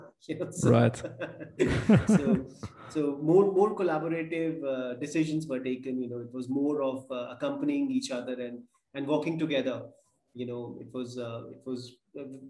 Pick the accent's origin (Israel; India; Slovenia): India; North India; moved away as an adult; also born or lived in United Kingdom / Harlow, Essex; now in Bangalore, India; I was born and brought up in India, I belong to North India. I come from a clan of Punjabis